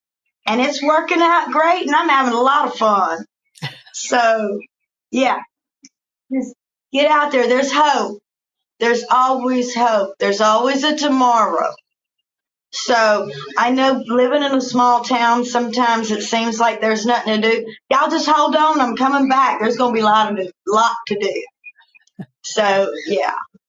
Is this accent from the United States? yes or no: yes; Arthur, Illinois, United States; now in Fort Worth, United States; And just to think, I came from Arthur, Illinois, and now I'm over here in Fort Worth, Texas, making movies.